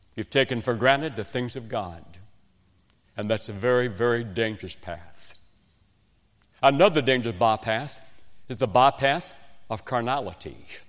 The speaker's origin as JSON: {"language": "English", "region": "West Virginia", "country": "United States", "tie": "born or raised there", "accent": "West Virginian", "moved": "yes", "lives_now": "South Carolina, United States", "said": "I was raised in West Virginia, in a coal mining shack."}